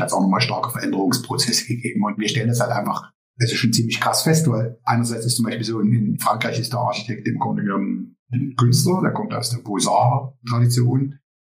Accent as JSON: {"language": "German", "region": "East Germany", "country": "Germany", "tie": "born or raised there", "moved": "as an adult", "lives_now": "Netherlands", "said": "wir kommen sozusagen aus Ostdeutschland, sind in der DDR aufgewachsen"}